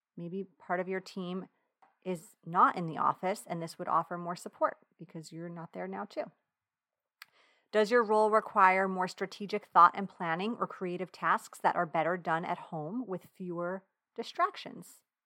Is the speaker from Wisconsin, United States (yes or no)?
no; Long Island, New York, United States; accent: Long Island; my Long Island accent